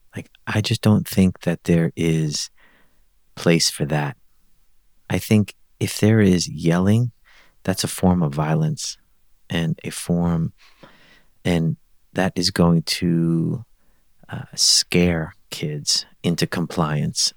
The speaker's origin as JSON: {"language": "English", "town": "New York City", "region": "New York", "country": "United States", "tie": "born or raised there", "moved": "yes", "said": "I grew up in Brooklyn"}